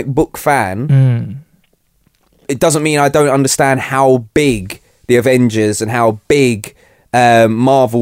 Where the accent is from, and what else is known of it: England, United Kingdom